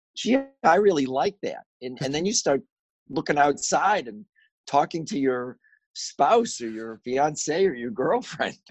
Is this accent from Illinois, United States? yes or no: yes; Chicago, Illinois, United States; I grew up in Chicago.